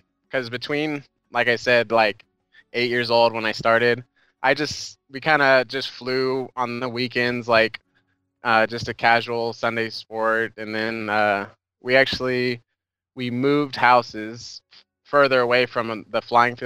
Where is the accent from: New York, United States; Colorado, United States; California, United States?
California, United States; Bakersfield; my hometown, Bakersfield